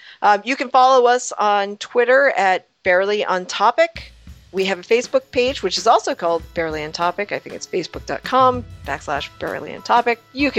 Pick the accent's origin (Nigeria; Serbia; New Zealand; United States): United States; Rhode Island; I'm from Rhode Island.